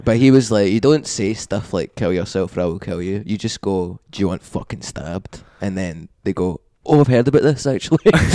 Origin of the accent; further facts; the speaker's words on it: Glasgow, Scotland, United Kingdom; I've been brought up as a Scottish person